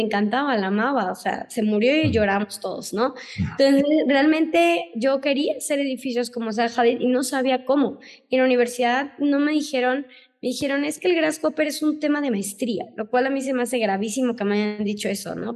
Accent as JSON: {"language": "Spanish", "town": "Tuxpan", "region": "Veracruz", "country": "Mexico", "also_born_or_lived": "Mexico City / Switzerland", "moved": "as an adult", "said": "yo vengo de Tuxpan, Veracruz, ¿no? No soy de aquí, de la ciudad"}